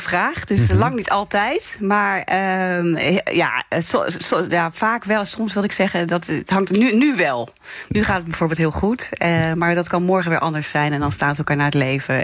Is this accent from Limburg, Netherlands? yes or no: no; Zeeland, Netherlands; ik kwam uit Zeeland